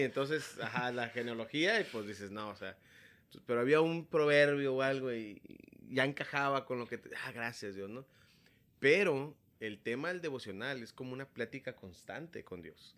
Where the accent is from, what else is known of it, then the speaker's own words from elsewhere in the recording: Tepic, Nayarit, Mexico; now in Tijuana, Mexico; soy originario de Tepic, Nayarit